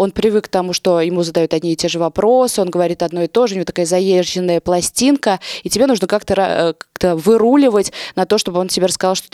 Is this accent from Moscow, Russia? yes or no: no; Nizhny Novgorod, Nizhny Novgorod Oblast, Russia; Нет, я из Нижнего, блин.